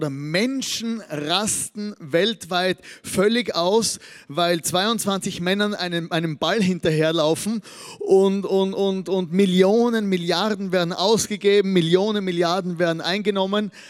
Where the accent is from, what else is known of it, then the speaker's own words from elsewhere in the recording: Austria; Als Österreicher hat man natürlich äh, bei, bei der Fußball-WM nichts zu lachen. Auf der einen Seite, weil wir ja nicht dabei sind.